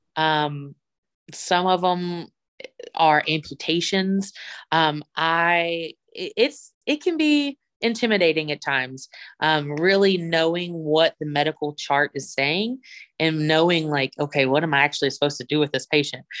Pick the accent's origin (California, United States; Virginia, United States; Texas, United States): Virginia, United States; Bluefield; moved away as an adult; I, am from Bluefield, Virginia